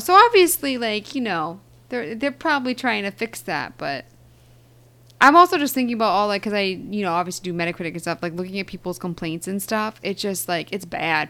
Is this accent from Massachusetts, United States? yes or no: yes; Eastern Massachusetts, United States; I'm from Eastern Mass